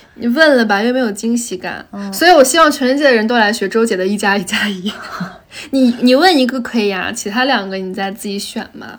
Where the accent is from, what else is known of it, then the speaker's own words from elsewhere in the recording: Tianshui, Gansu, China; moved away; 我的家乡是甘肃天水嘛